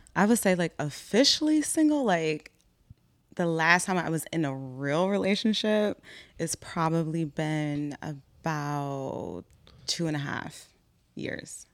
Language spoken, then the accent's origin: English; Philadelphia, Pennsylvania, United States; I'm from Philly. I'm thirty-one. I'm Black American